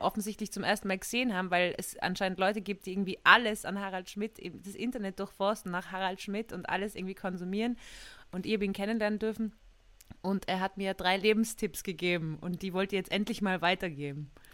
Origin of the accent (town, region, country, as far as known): Austria; accent: Austrian dialect